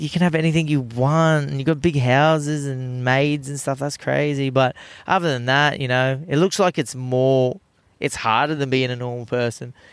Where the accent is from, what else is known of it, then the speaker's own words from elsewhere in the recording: Australia; turned into the most Aussiest person ever when I go overseas.